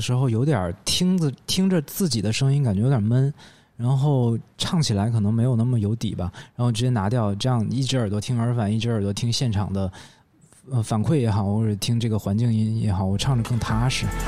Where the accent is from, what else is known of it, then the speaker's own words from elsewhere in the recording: Northeast China, China; 大家会认为我是一个东北说唱歌手